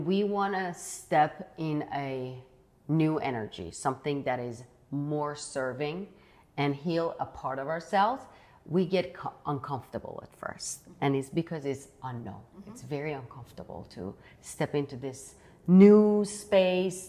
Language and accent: English; Iran; moved away; I grew up in Iran. I grew up in the schools of Iran